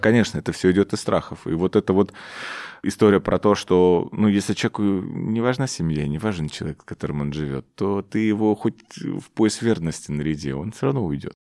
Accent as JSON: {"language": "Russian", "town": "Omsk", "region": "Omsk Oblast", "country": "Russia", "tie": "born or raised there", "moved": "yes", "said": "в мой родной город, в Омск"}